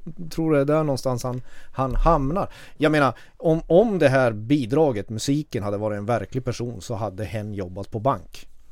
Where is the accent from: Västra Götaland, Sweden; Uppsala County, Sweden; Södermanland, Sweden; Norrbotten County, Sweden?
Norrbotten County, Sweden; Kiruna; now in Stockholm, Sweden; jag kommer från Kiruna. Jag är uppvuxen med urfäderna till den här förbannade epadunken